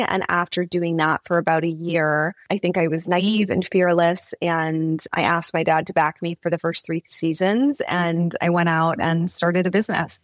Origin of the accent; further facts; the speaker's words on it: California, United States; Growing up in California